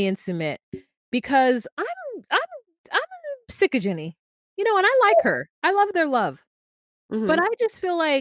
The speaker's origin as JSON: {"language": "English", "country": "United States", "said": "this is just me being an American"}